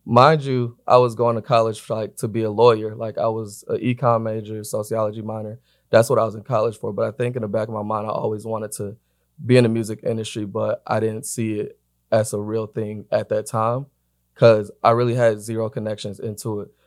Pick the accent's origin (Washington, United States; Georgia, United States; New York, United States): Georgia, United States; Atlanta; now in Los Angeles, United States; I'm based in L A. I'm from Atlanta